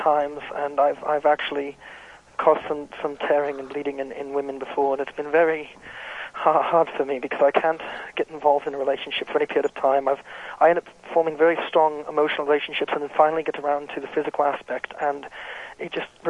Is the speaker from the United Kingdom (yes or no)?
yes; England, United Kingdom; now in United States; I'm from England, originally.